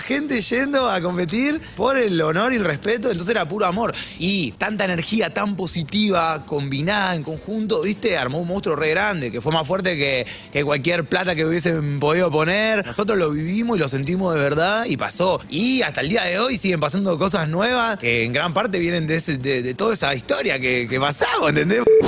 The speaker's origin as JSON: {"language": "Spanish", "country": "Argentina", "tie": "born or raised there", "said": "yo soy súper argentino, yo nací acá y mis papás ya me criaron con ese amor"}